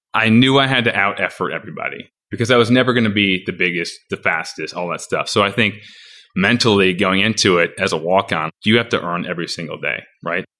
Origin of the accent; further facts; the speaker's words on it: Napoleon, Michigan, United States; my address was technically Jackson, but I'm from Napoleon